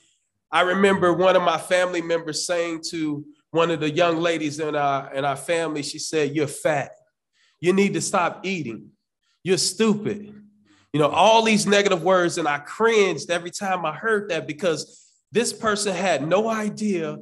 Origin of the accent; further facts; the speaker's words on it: Chicago, Illinois, United States; growing up in Cabrini Green for many years